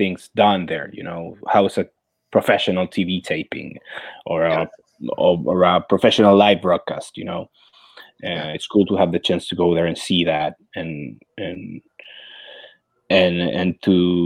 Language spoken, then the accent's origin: English; Santiago, Santiago Metropolitan Region, Chile; English is a second language; moved away as an adult; now in Florida, United States; Santiago de Chile, my hometown